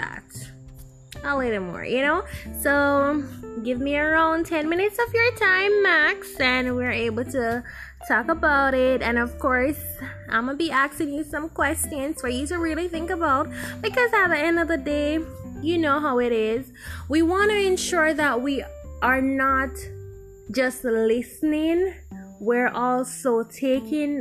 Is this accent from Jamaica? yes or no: yes; Jamaica; we're Jamaican.